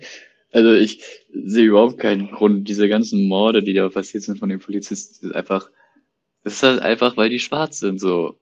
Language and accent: German; Germany; als Deutscher